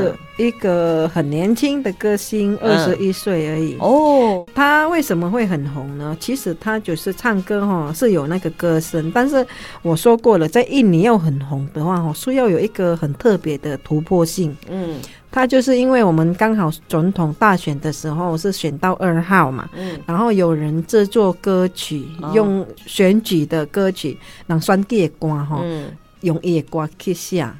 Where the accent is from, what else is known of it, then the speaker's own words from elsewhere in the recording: Sarawak, Malaysia; 真的，我基本上我如果我们哈，像我如果去边界啊，就是我们马来西亚那边就是古迹啊。